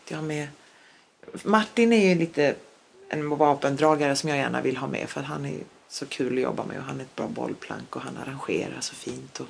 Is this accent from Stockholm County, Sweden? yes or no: no; Skåne, Sweden; first language Polish; Swedish is a second language; also born or lived in Poland; jag är ju född och uppvuxen i Sverige